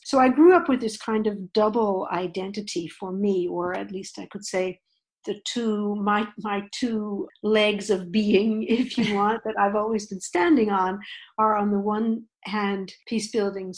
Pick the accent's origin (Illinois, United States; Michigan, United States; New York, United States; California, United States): New York, United States; outside of; I grew up outside of New York, in the US, post-World War II